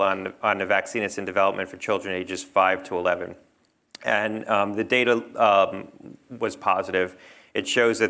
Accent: New Jersey, United States; now in Connecticut, United States; I grew up in New Jersey.

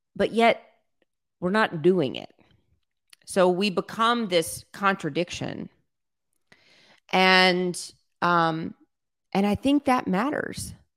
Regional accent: South Louisiana, United States; I was raised in South Louisiana where everybody's Catholic

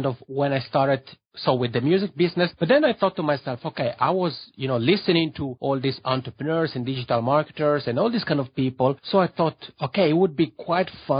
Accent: Locarno, Ticino, Switzerland; accent: Macaroni; English is a second language; moved away as an adult; also born or lived in Lugano, Switzerland / Toronto, Canada; now in Helsinki, Finland; I'm from a city called Locarno, which is maybe half an hour drive from Lugano.

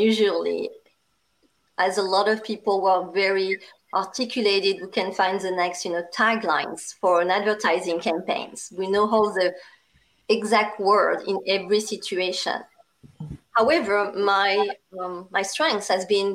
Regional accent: France; accent: strong French; English is a second language; now in United States; I'm also a Asian with a strong French accent

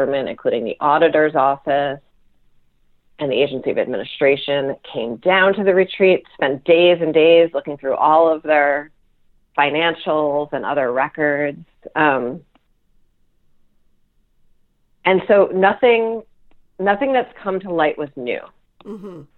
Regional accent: the New York area, United States; now in Vermont, United States; growing up in the New York area

